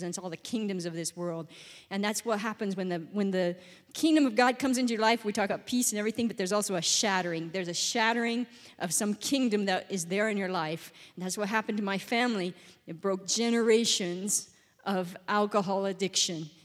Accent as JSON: {"language": "English", "town": "Gillette", "region": "Wyoming", "country": "United States", "tie": "born or raised there", "said": "I grew up in Wyoming. I'm from Wyoming."}